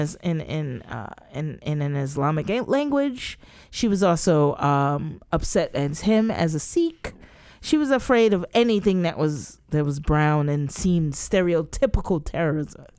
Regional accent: United States; I'm an American too

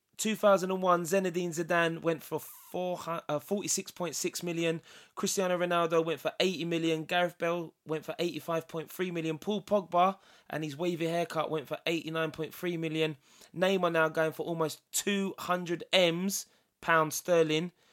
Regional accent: England, United Kingdom; I'm English.

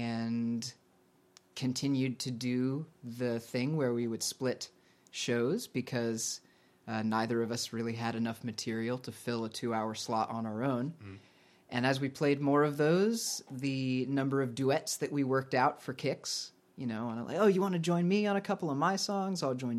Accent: just outside Atlanta, Georgia, United States; also born or lived in Kentucky / Connecticut; now in Vermont, United States; I am originally from just outside Atlanta, Georgia.

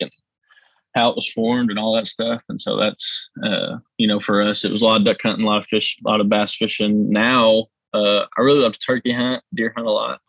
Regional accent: Union City, Tennessee, United States; I was born here in Union City. Lived here my whole life. Grew up just like any other kid here in Union City

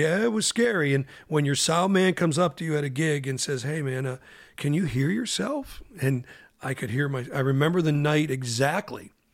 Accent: Pittsburgh, Pennsylvania, United States; growing up in Pittsburgh with the Stanley Theater

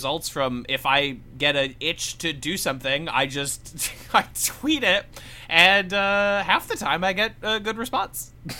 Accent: Missouri, United States; now in Brooklyn, United States; I'm the new Midwestern man. We live in Brooklyn, but we are from Missouri.

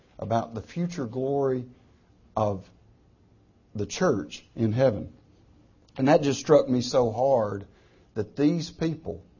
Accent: United States

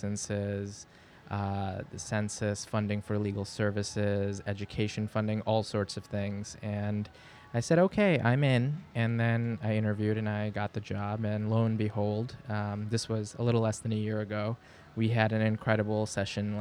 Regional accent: New York City, New York, United States; also born or lived in Lahore, Pakistan / Long Island, New York; I was born in Bay Ridge in Brooklyn on 9/11/1990

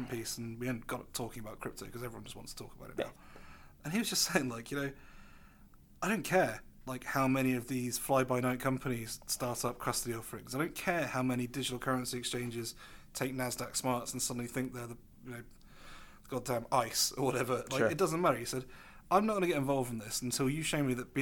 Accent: England, United Kingdom; I'm English and I've been raised from birth to believe in its infallibility

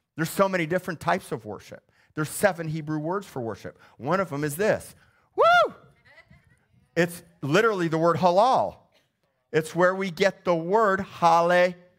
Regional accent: Missouri, United States; moved away; my hometown of Missouri

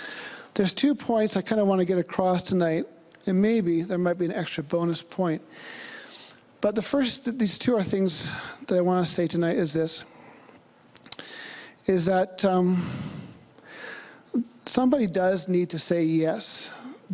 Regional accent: Vancouver, British Columbia, Canada; moved away as an adult; also born or lived in Thailand; I'm from Vancouver.

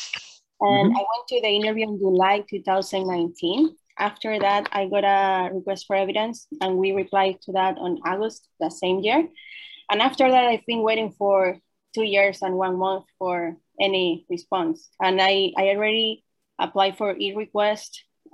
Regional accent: Venezuela; now in Los Angeles, United States; October 2018, and I'm from Venezuela

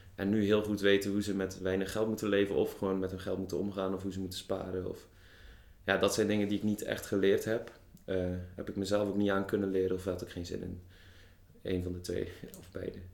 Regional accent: Zeeland, Netherlands; moved away as an adult; now in Tilburg, Netherlands; geboren in Zeeland. acht jaar geleden op mijn achttiende naar Tilburg vertrokken.

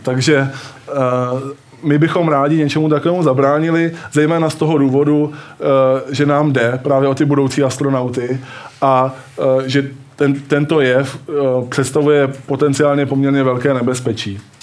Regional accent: Brno, South Moravian Region, Czechia; Já jsem z Brna

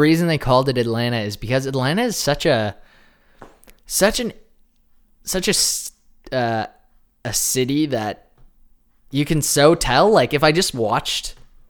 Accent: Canada; we're Canadian.

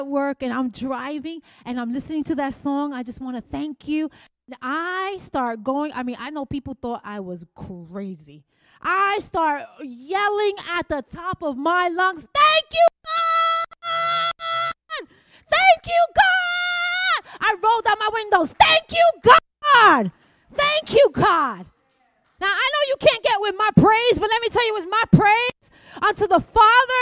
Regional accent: New York City, New York, United States; I'm Puerto Rican, and I was raised in the Bronx.

